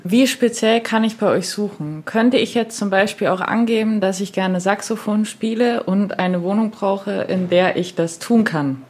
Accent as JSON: {"language": "German", "area": "Chemnitz area", "region": "Saxony", "country": "Germany", "said": "Chemnitz, ich komme aus der Gegend"}